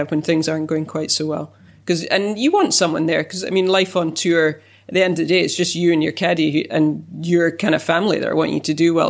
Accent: United Kingdom; being British

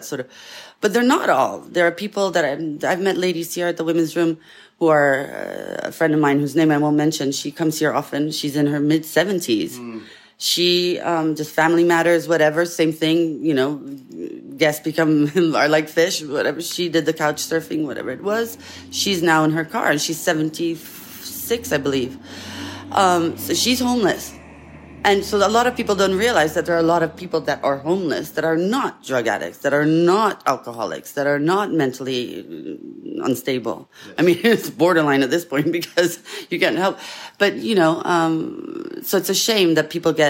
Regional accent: Italy; now in Pasadena, United States; I grew up in Italy, so I'm very feisty

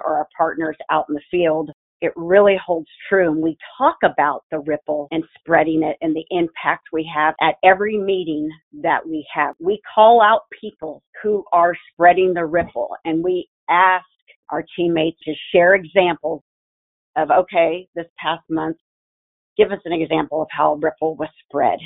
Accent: Kansas, United States; moved away as an adult; now in Portland, United States; I'm originally from Kansas

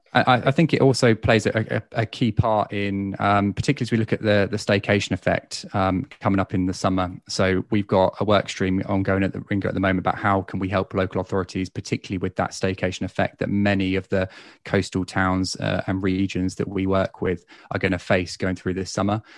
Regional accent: Basingstoke, South East England, United Kingdom; my hometown in Basingstoke

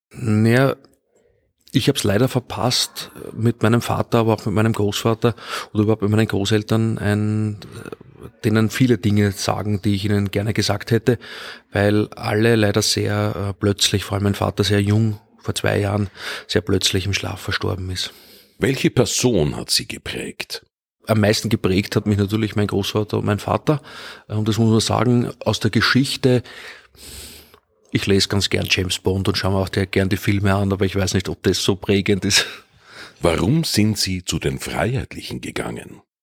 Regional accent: Linz, Upper Austria, Austria; moved away as an adult; now in Vienna, Austria; Ich bin relativ früh schon äh, Mitglied des Ringfreiheitlicher Jugend geworden in Linz, ähm, in meiner Heimatstadt, äh, während meiner Schulzeit.

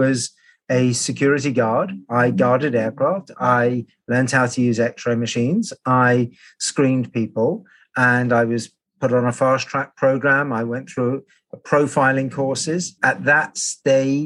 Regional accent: London, United Kingdom; I grew up in London on the flight path into London Heathrow

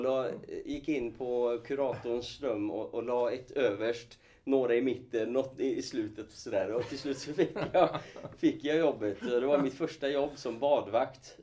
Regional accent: Falköping, Västra Götaland, Sweden; moved away as an adult; also born or lived in Kurdistan, Iraq; now in Gothenburg, Sweden; jag är uppvuxen eh, ute på Slätta från Skaraborg från ja. början. Falköping fram tills jag eh, flyttade då till Göteborg efter gymnasieskolan

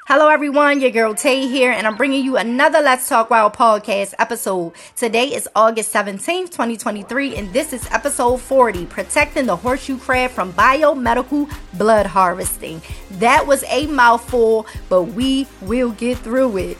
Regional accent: Maryland, United States; Growing up in Maryland

